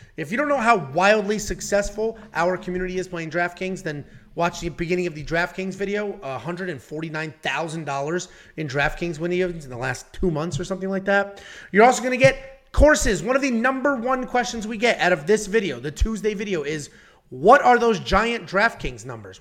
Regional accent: Connecticut, United States; I grew up in Connecticut

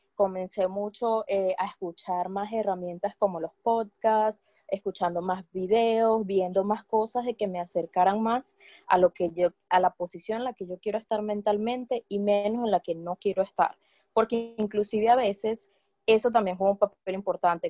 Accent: Barquisimeto, Lara, Venezuela; moved away as an adult; now in London, United Kingdom; yo también soy venezolana, soy guara del estado Lara de Barquisimeto

